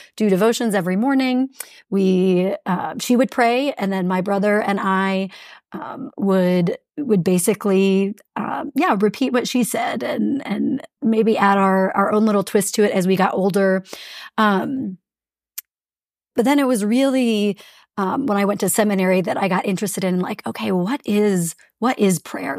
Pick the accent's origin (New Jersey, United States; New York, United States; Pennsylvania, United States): Pennsylvania, United States; South Central; moved away as an adult; also born or lived in St. Louis, Missouri / Kansas City, Missouri / Republic, Missouri; now in Fort Collins, United States; I grew up in South Central Pennsylvania, um, 15 miles from Gettysburg and about two hours from Washington, D.C.